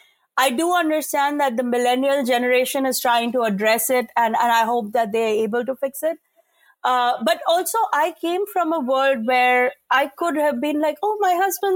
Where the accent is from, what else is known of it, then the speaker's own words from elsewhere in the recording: India; And I like as an Indian woman, it's killing me to say this